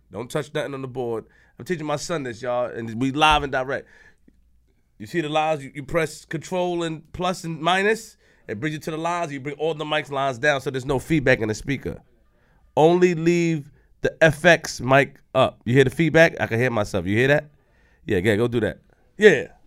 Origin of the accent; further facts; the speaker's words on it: Queens, New York, United States; I'm from Queens